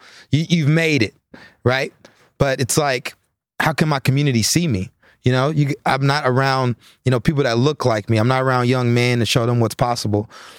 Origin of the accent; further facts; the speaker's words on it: College Station, Texas, United States; You know, I grew up in College Station, Texas. Was raised by my mom … So I grew up in a single parent home.